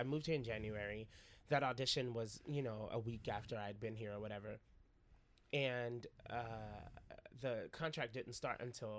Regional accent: Nashville, Tennessee, United States; moved away as an adult; now in New York City, United States; I'm from Nashville, Tennessee.

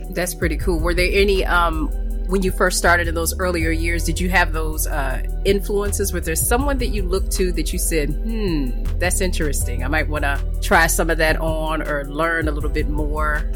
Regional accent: Chicago, Illinois, United States; now in Florida, United States; I'm from Chicago

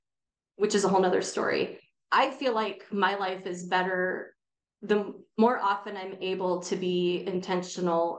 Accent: Bay Area, California, United States; I was born and raised in the Bay Area

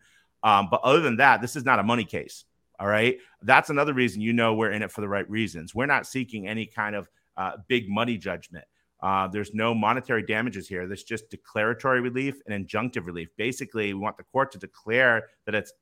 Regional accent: Northeast, United States; moved away; I'm from the Northeast originally

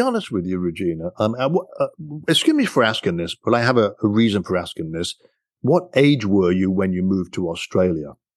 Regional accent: United Kingdom; now in United States; I'm a British guy

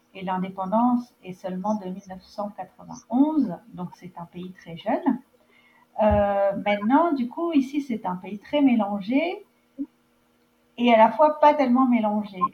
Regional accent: France; moved away as an adult; now in Namibia; je suis française, expatriée en Namibie depuis 9 ans

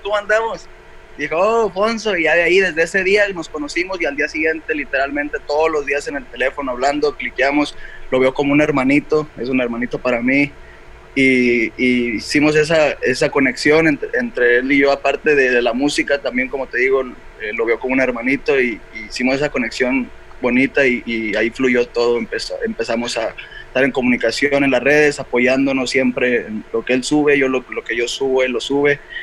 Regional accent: Valparaíso, Zacatecas, Mexico; soy, de Valparaíso, Zacatecas

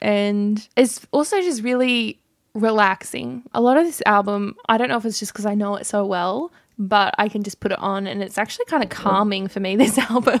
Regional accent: New South Wales, Australia; accent: Australian; been mocking my Australian accent

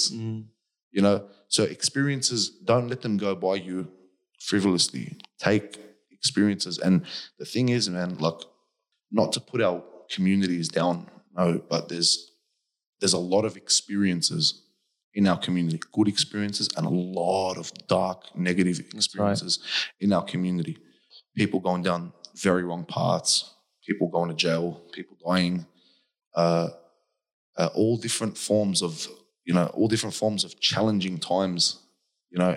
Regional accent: South Governorate, Lebanon; English is a second language; You come from Iraq. I come from South Lebanon. Our countries both have seen many, many wars.

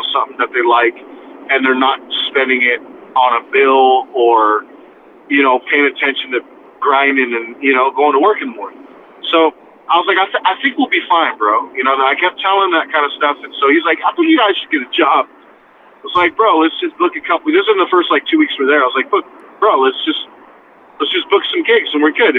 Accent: California, United States; moved away as an adult; also born or lived in Youngstown / New Orleans; We're from California

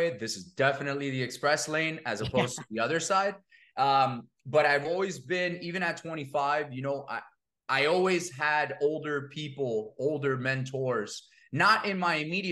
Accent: Miami, Florida, United States; also born or lived in New York; I'm born and raised in Miami, first generation Cuban American kid

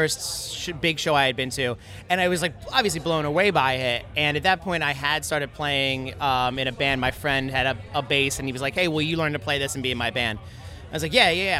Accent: Philadelphia, Pennsylvania, United States; We're from Philly

